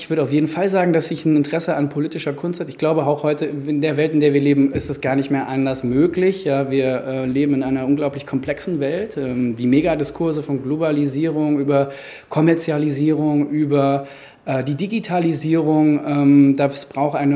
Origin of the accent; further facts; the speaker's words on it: Frankfurt, Hesse, Germany; auch in einem Umfeld aufgewachsen bin in Frankfurt, ja, Frankfurter Schule, 68er.